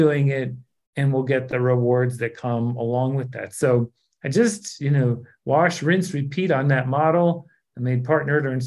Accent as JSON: {"language": "English", "town": "New York City", "region": "New York", "country": "United States", "tie": "born or raised there", "said": "I grew up outside New York City in the Bronx. I went to school there for 8 years"}